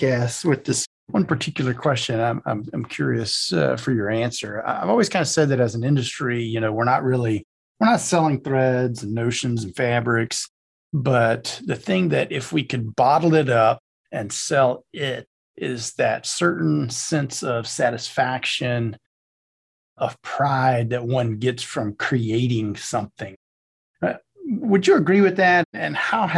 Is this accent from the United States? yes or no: yes; South Louisiana, United States; I'm from South Louisiana and most of my friends are, you know, in the oil and gas industry.